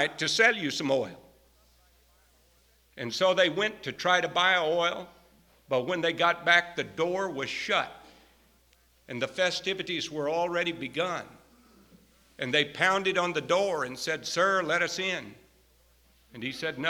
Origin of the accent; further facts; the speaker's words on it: Texas, United States; moved away; I grew up out in Texas under some pretty good country preaching